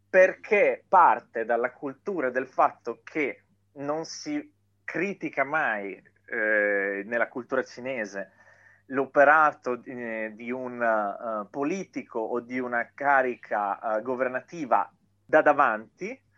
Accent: Italy

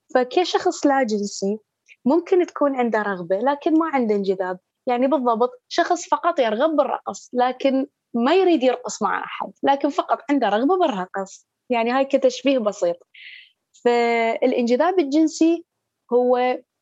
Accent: Baghdad, Baghdad Governorate, Iraq; من مواليد بغداد

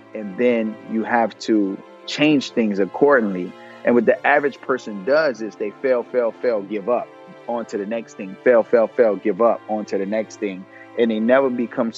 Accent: Miami Gardens, Florida, United States; I grew up in Miami, Kara City

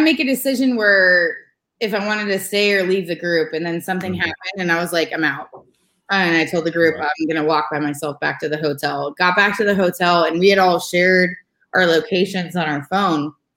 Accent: California, United States; moved away as an adult; I'm from California, so and I'm from a split political family

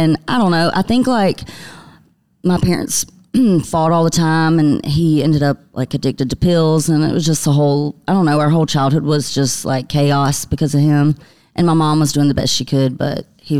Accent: Sparta, Georgia, United States; born or raised there; moved away; also born or lived in Nashville

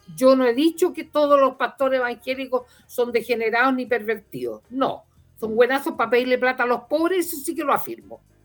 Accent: Chile; los chilenos

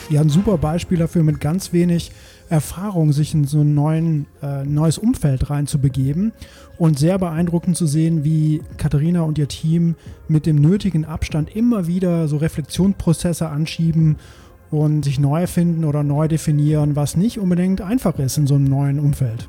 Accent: Belgium; moved away; ich komme ja aus Belgien, da kennen wir ja auch Bier

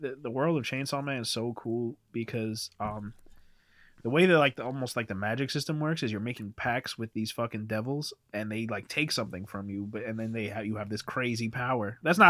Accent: United States; I'm from America

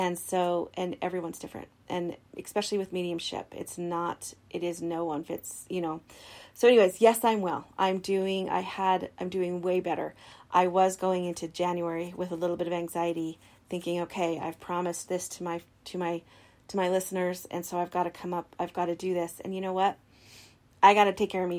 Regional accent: Idaho Falls, Idaho, United States; also born or lived in Logan, Utah; I'm from Idaho Falls, Idaho. I've been living here for most of my life. I did live 12 years in Logan, Utah, but I've been here most of the time.

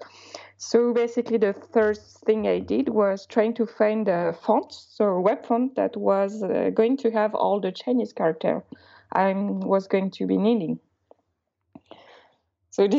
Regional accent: Alsace, Grand Est, France; first language Alsatian; English is a second language; I come from Alsace, which is a small region when the local language is kind of an old version of German. So the first language I learned wasn't French, actually, it was Alsatian

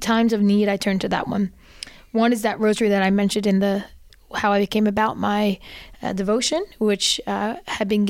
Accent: New Jersey, United States; now in South Jersey, United States; I'm originally from North Jersey, Archdiocese of Newark

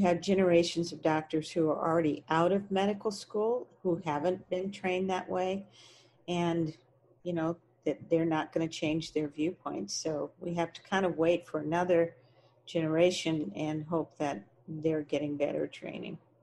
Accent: Texas, United States; I grew up in Texas

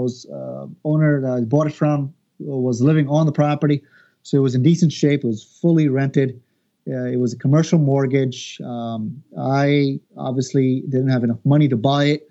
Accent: Long Island, New York, United States; I'm originally from Long Island

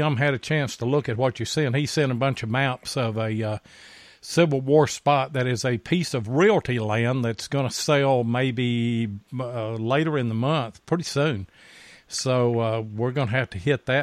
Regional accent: Lubbock, Texas, United States; moved away as an adult; now in Kentucky, United States; I was born and raised in West Texas, in Lubbock

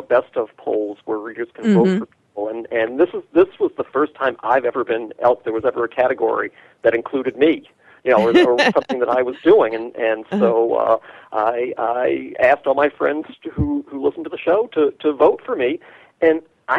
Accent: New York, United States; moved away; I'm from New York

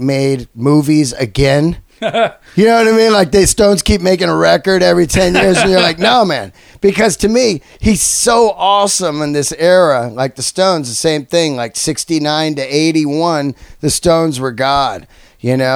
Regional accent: San Francisco, California, United States; I grew up in San Francisco

